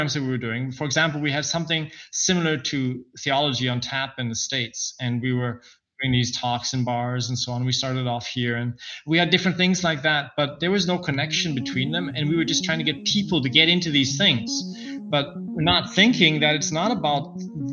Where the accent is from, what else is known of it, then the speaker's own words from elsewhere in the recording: Vancouver, British Columbia, Canada; moved away as an adult; also born or lived in London, England; now in Vienna, Austria; I ended up at some point in Canada, and I grew up there with my foster father